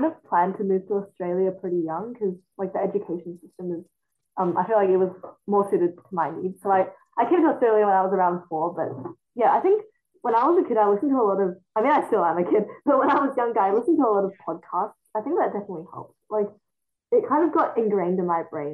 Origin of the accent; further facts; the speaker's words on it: China; first language Mandarin; English is a second language; moved away; I was born in China and my first language was Mandarin